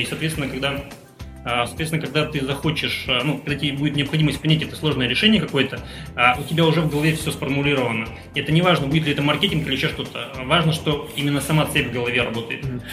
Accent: Khabarovsk, Khabarovsk Krai, Russia; moved away as an adult; also born or lived in Moscow; now in Saint Petersburg, Russia; Я сам из Хабаровска, и до окончания вуза, своего первого образования, я жил в городе Хабаровске

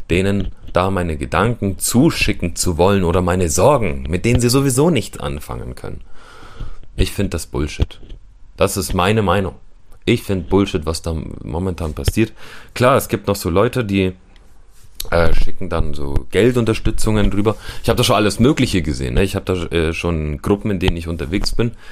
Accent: Ukraine; German is a second language; now in Germany; Ich bin auch Ukrainer und ja, ich kenne Ukrainer dort.

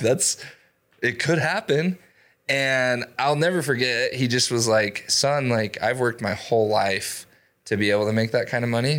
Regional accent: Idaho Falls, Idaho, United States; I'm born and raised in Idaho Falls

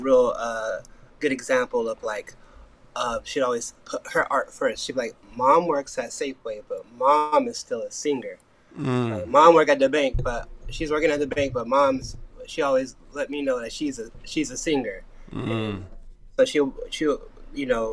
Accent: Portland, Oregon, United States; Born and raised in Portland, Oregon. Coming out of a cool area of Northeast Portland

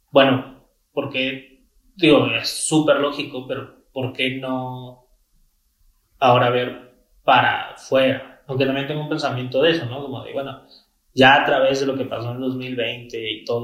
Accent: Mexico; sí nos hemos adaptado como mexicanos

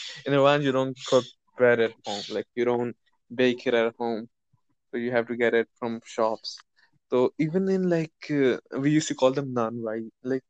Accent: India; English is a second language; we are Indian. To be honest, we're just like, we were a subcontinent.

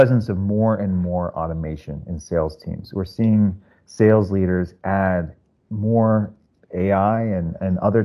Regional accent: Silicon Valley, California, United States; also born or lived in San Francisco; now in New York, United States; originally from the Silicon Valley area, so I kind of grew up in that culture.

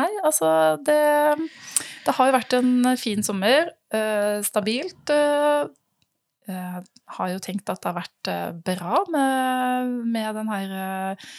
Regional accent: Western Norway, Norway; jeg er en jente fra Vestlandet

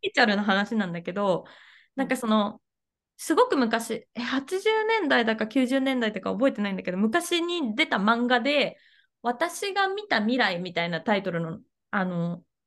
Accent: Gifu, Japan; 私岐阜出身なんですけど

